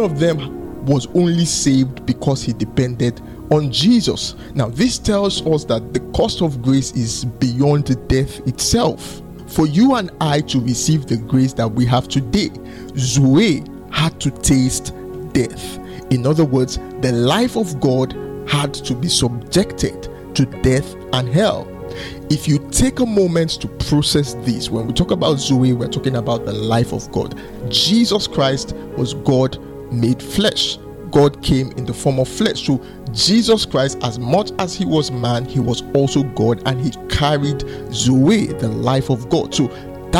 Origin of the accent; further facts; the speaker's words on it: Lagos, Nigeria; I grew up in Oshodi, so I lived a lot of my life in Oshodi